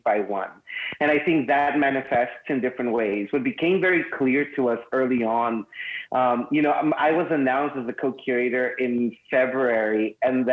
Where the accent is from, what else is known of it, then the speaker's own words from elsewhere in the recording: Mexicali, Baja California, Mexico; I was raised in Mexicali, just really close to here